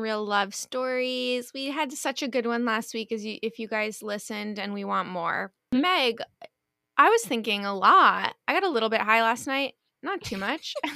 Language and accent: English; East Coast, United States; now in Los Angeles, United States; I'm from the East Coast